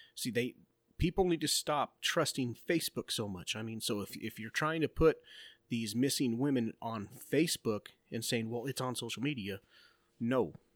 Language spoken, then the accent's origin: English; Globe, Arizona, United States; my hometown. Like, my son wanted to go with his friend walking to go to downtown Globe